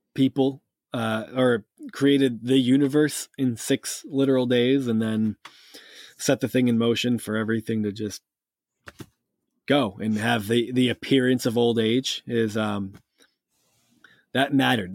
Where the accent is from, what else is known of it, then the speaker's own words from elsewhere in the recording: Massachusetts, United States; also born or lived in Cape Cod, Massachusetts; I grew up in New England. I'm from Massachusetts, and by from Massachusetts, I mean I still live in Massachusetts